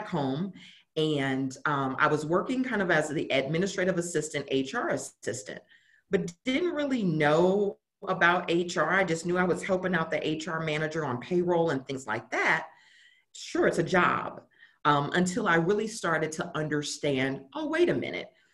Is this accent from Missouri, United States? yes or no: yes; St. Louis, Missouri, United States; moved away as an adult; now in Dallas, United States; born and raised in St. Louis, and spent the majority of my childhood, teenage years there.